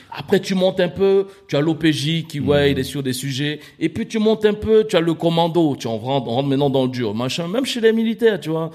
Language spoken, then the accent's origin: French; Cameroon; also born or lived in Abidjan, Côte d'Ivoire; now in Paris, France; né à Paris, mais grandi au Cameroun, revenu à Paris